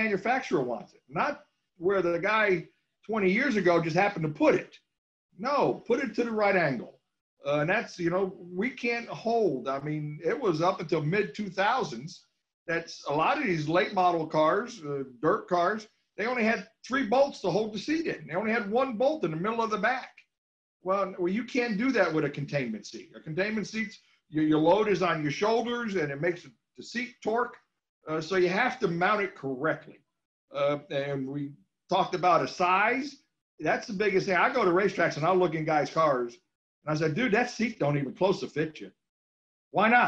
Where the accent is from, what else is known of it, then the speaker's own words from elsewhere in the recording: New England, United States; I grew up in New England going to all kinds of racetracks